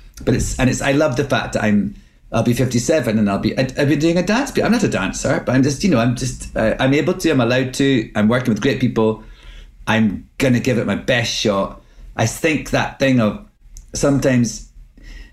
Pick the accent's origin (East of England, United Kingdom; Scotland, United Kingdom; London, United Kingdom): Scotland, United Kingdom; accent: Scottish; moved away as an adult; now in United States; my own Scottish accent